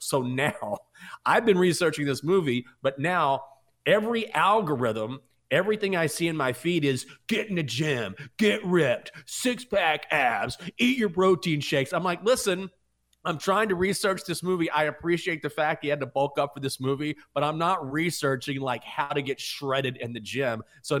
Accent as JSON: {"language": "English", "region": "Texas", "country": "United States", "said": "I'm cheering for the Rangers because I'm from Texas. I grew up going to Rangers games"}